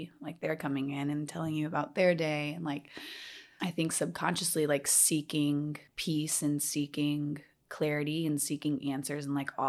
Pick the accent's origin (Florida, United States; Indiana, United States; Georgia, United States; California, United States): Georgia, United States; Atlanta; born or raised there